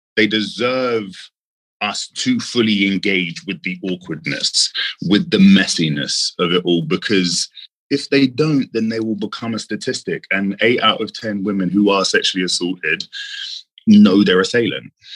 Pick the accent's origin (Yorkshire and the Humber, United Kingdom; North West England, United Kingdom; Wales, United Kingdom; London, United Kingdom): London, United Kingdom; London, born and raised.